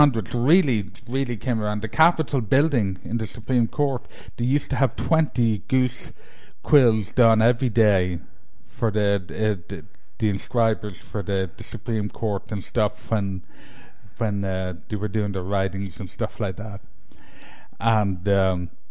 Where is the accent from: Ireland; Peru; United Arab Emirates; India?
Ireland; moved away; being Irish